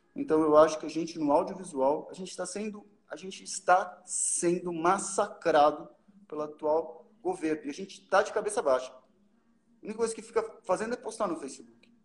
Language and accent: Portuguese; Brazil; eu sou brasileiro